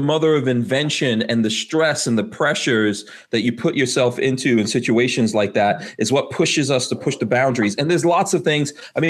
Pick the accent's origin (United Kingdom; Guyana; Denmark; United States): Guyana; born there; including where I was born in Guyana